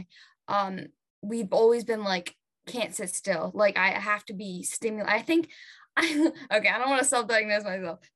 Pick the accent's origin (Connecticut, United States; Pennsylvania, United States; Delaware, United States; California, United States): Delaware, United States; Wilmington; I'm from Wilmington, Delaware